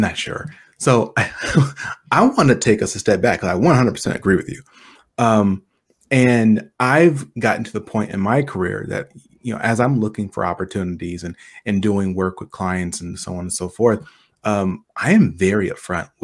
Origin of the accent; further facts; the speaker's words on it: United States; as an African-American, as a American